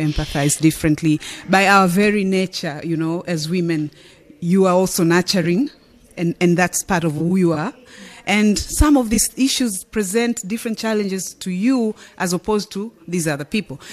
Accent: Tanzania; I'm from Tanzania

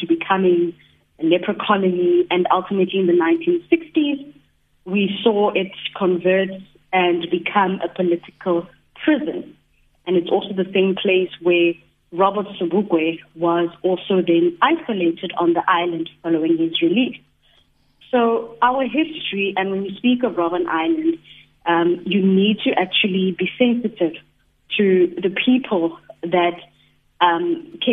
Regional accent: South Africa; the history of our country

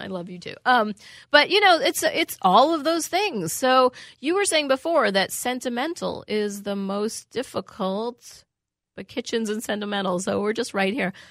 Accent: New York City, New York, United States; I grew up in New York City

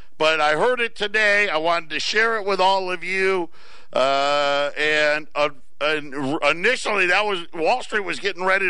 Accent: United States; I'm an American

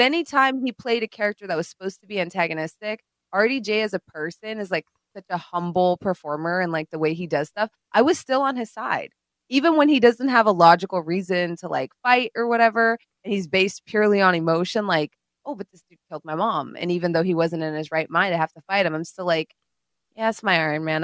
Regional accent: India; moved away; When I grew up in India

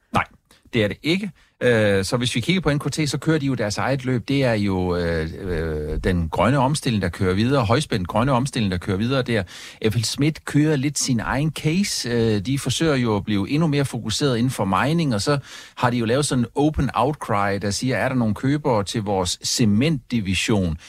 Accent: Funen, Southern Denmark, Denmark; Fyn, hvor jeg kommer fra

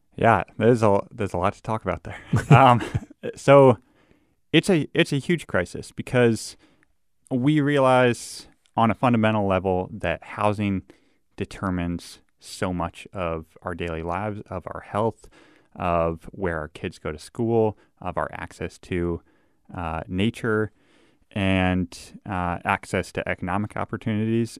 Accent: Davenport, Iowa, United States; moved away as an adult; also born or lived in Missouri / Minnesota; I grew up in Davenport, Iowa

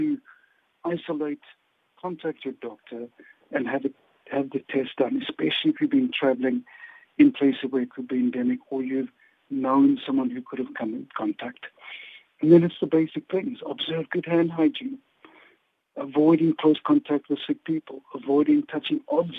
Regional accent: South Africa; as a South African and as a doctor

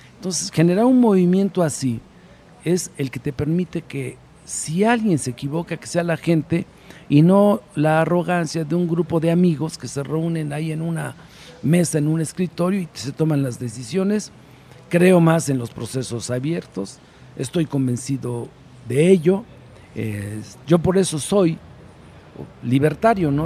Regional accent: Tecamachalco, Puebla, Mexico; also born or lived in Sinaloa / Durango; Yo nací en Puebla, conozco Puebla, pero los últimos años, seis años, estuve más en Sinaloa que en Puebla.

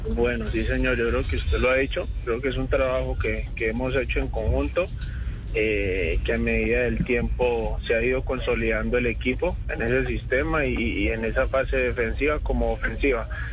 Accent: Cali, Valle del Cauca, Colombia; also born or lived in Florencia, Caquetá; Nací, en Florencia Caquetá y me crié de los tres años en la ciudad de Cali

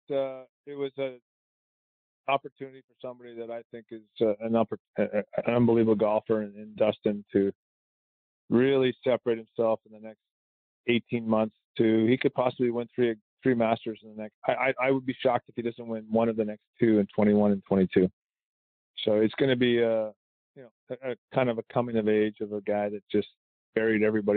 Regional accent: Canada; I'm Canadian

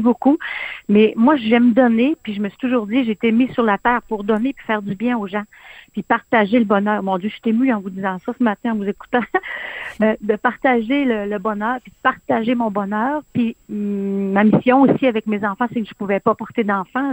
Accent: Quebec, Canada; chez nous, au Saguenay-Lac-Saint-Jean

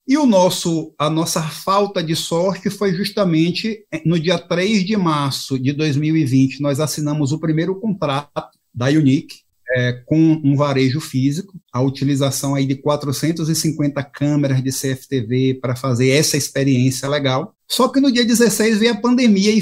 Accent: Bahia, Brazil; como um bom baiano

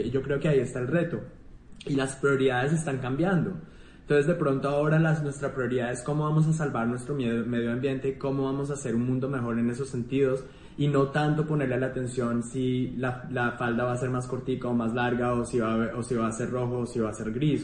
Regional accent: Colombia; moved away

